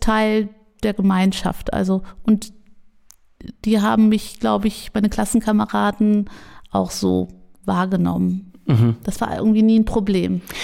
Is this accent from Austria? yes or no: no; Jülich, North Rhine-Westphalia, Germany; Und jetzt bin ich in Jülich aufgewachsen